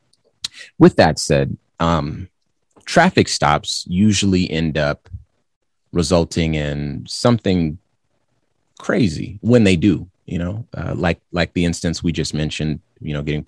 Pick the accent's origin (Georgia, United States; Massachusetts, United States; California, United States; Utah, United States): California, United States; now in Arizona, United States; I'm from California, and I live in Arizona